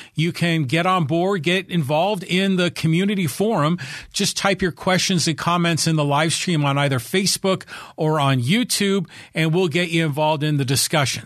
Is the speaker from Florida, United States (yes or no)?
no; Bay Area, California, United States; now in Poway, United States; I grew up in the Bay Area